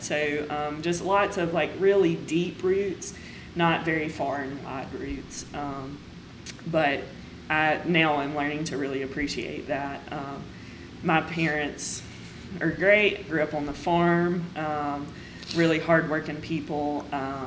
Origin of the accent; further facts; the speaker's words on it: United States; So I grew up in Stone County, which is just a little bit south of here.